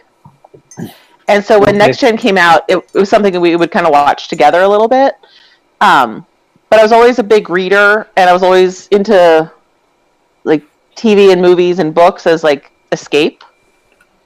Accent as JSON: {"language": "English", "area": "outside Philadelphia", "region": "Pennsylvania", "country": "United States", "tie": "born or raised there", "also_born_or_lived": "Buffalo, New York / Blacksburg, Virginia", "moved": "as an adult", "lives_now": "Florida, United States", "said": "I grew up right outside of Philly"}